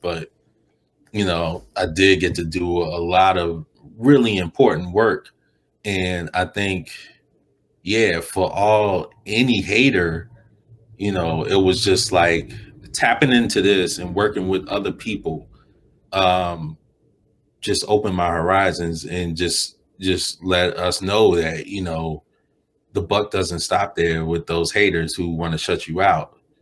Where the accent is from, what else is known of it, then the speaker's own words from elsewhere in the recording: Chicago, Illinois, United States; moved away as an adult; also born or lived in New York; now in Los Angeles, United States; growing up in Chicago